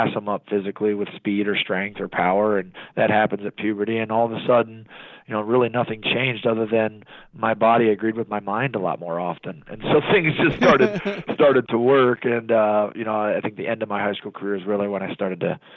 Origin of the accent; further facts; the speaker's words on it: Columbus, Ohio, United States; Not only am I from Ohio, but I was born and raised in Columbus. I grew up 8 miles from the football stadium.